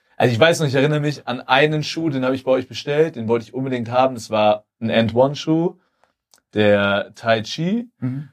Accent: Germany; als Deutsche

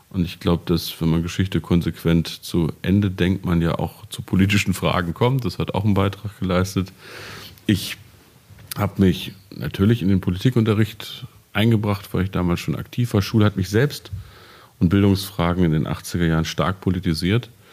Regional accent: Peine, Lower Saxony, Germany; an meinem Gymnasium in meiner Heimatstadt in Peine

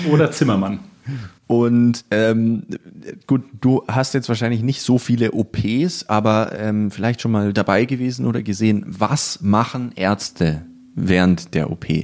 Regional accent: Rhineland, Germany; Pommes Schranke, ich bin Rheinländer.

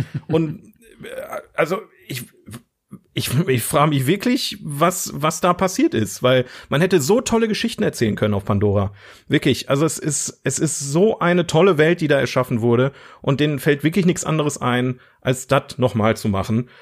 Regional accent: Germany; ich bin Deutscher

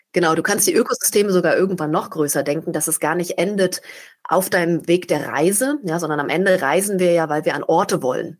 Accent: Berlin, Germany; bin aus Berlin, einer Großstadt

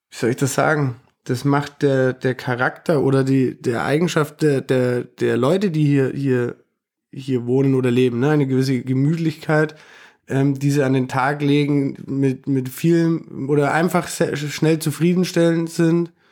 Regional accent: Nuremberg, Bavaria, Germany; weil ich ähm, hierher komme, weil meine Wurzeln hier sind.

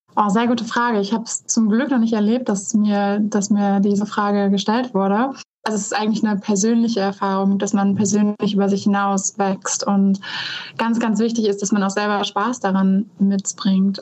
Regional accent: North Sea coast, Germany; ich bin an der Nordsee aufgewachsen

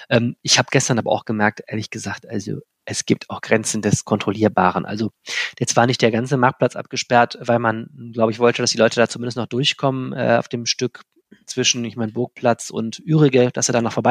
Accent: Wuppertal, North Rhine-Westphalia, Germany; moved away as an adult; now in Düsseldorf, Germany; meine Lebensgeschichte verläuft andersrum. Ich komme, nein, nicht aus Lennep, sondern aus Wuppertal und habe es aber äh, vor vielen Jahren äh, in Richtung Düsseldorf geschafft

